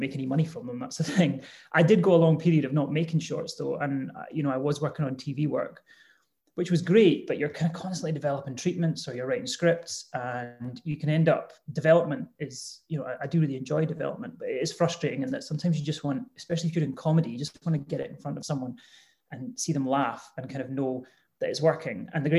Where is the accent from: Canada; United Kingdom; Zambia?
United Kingdom; Edinburgh, Scotland; I grew up in Edinburgh